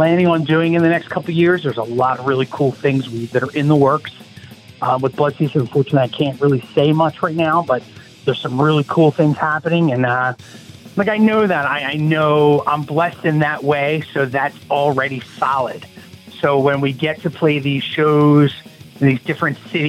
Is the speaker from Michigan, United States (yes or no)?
no; Norristown, Pennsylvania, United States; also born or lived in Philadelphia, Pennsylvania; I was born and raised in the outskirts of Philadelphia at a little place called Norristown, Pennsylvania. But I currently live in Philadelphia right now.